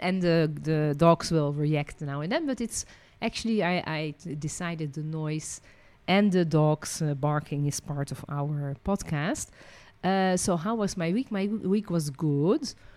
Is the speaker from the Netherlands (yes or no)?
yes; Netherlands; also born or lived in France; now in Israel; I was born in Holland.